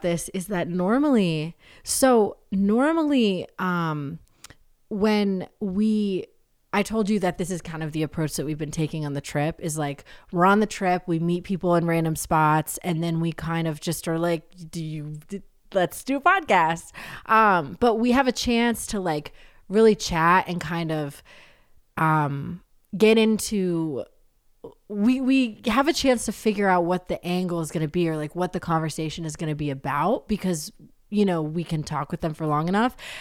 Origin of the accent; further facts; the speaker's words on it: New Hampshire, United States; I grew up in New Hampshire.